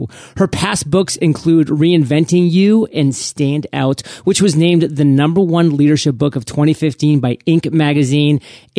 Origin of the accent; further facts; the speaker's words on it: New England, United States; I'm from New England, so everybody likes to hate on the New England Patriots